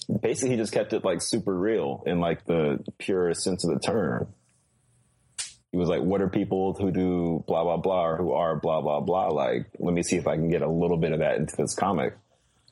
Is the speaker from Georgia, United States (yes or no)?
yes; the South, Georgia, United States; I grew up in the South, like, when I was knee-deep in Georgia